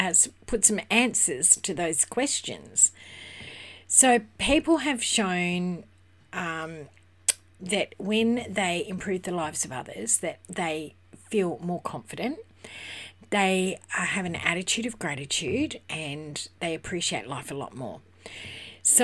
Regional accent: Western Australia, Australia; I'm from Western Australia

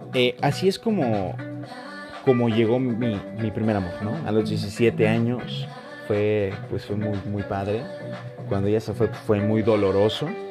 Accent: Morelia, Michoacán, Mexico; yo soy de Morelia, Michoacán.

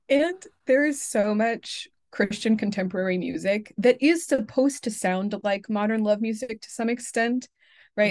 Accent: Pacific Northwest, United States; I'm from the Pacific Northwest

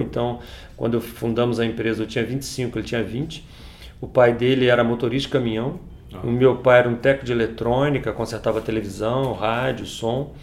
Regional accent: Teresópolis, Rio de Janeiro, Brazil; Estudei em colégio público minha vida inteira. Eu estudei aqui na cidade, aqui em Teresópolis

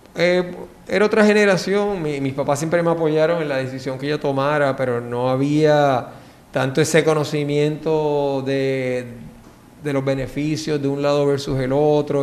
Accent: San Juan, Puerto Rico; Pues yo nací en Puerto Rico, en San Juan, este, y me crié en San Juan también

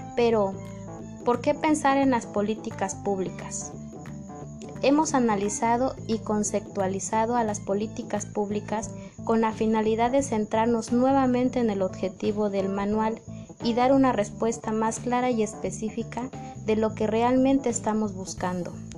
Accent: Tuxtepec, Oaxaca, Mexico; nuestro hermoso Tuxtepec, Oaxaca

